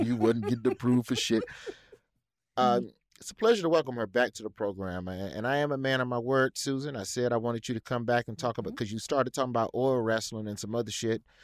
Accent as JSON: {"language": "English", "region": "Alabama", "country": "United States", "tie": "born or raised there", "said": "my home state of Alabama"}